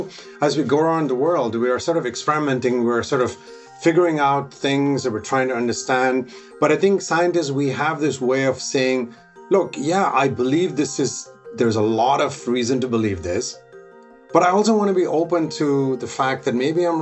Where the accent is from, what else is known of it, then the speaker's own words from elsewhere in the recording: India; moved away; I grew up in India